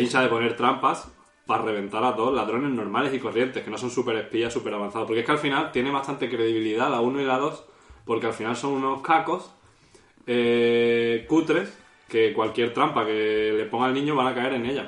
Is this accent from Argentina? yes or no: no; Málaga, Andalusia, Spain; aquí somos todos de Málaga